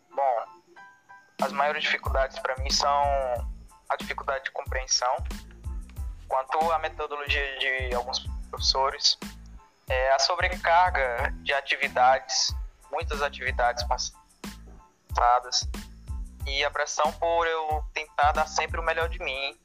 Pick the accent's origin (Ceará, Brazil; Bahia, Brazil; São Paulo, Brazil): Ceará, Brazil; Fortaleza; nasci em Fortaleza e Estudo na Escola Profissionalizante José Ivanilton Nocrata